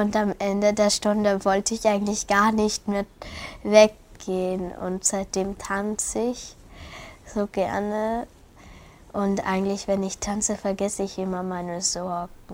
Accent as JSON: {"language": "German", "region": "Salzburg", "country": "Austria", "tie": "born or raised there", "said": "wir leben hier in Salzburg. Ich wurde auch in Salzburg geboren."}